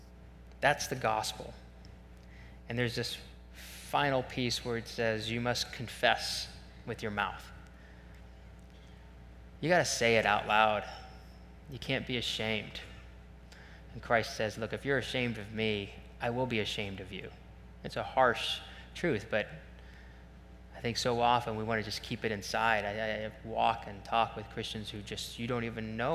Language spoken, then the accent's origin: English; Ohio, United States; we're from Ohio